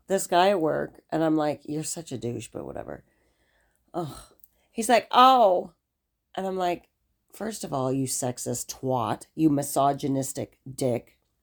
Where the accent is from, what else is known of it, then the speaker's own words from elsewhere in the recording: United States; I'm American.